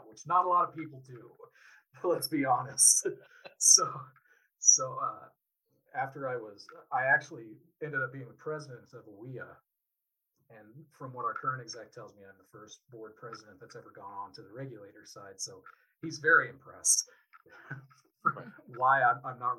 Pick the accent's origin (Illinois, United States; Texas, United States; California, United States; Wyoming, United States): Wyoming, United States; my dad and my grandfather had started a small independent agency in my hometown back in the 70s